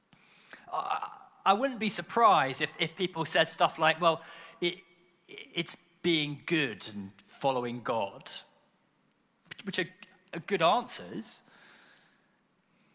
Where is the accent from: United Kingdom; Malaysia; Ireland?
United Kingdom; we're British